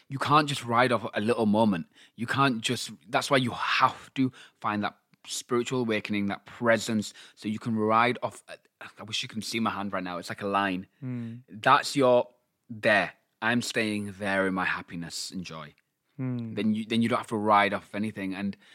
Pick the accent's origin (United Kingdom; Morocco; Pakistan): Pakistan; I'm Pakistani.